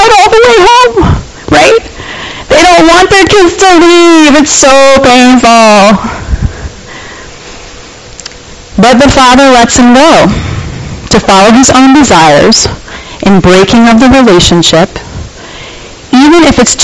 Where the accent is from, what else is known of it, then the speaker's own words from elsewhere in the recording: United States; accent: American; People can tell I'm American just by my voice